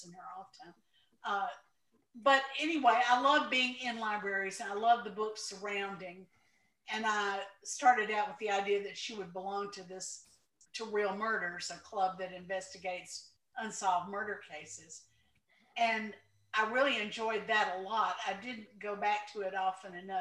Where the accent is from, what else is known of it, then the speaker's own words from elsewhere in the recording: Mississippi Delta, United States; I grew up in the Mississippi Delta, in the poorest county in the United States.